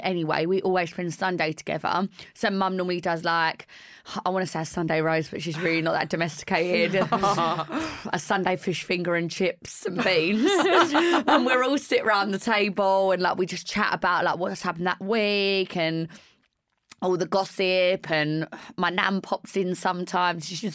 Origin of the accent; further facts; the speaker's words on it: East End / Essex, East of England, United Kingdom; also born or lived in East End, London; it's a very like Essex thing culture that our families are super close. Maybe because we are all from the East End